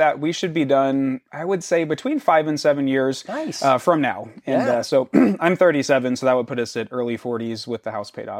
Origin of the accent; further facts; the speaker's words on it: Florida, United States; growing up in Florida, there was definitely one store that was layaway.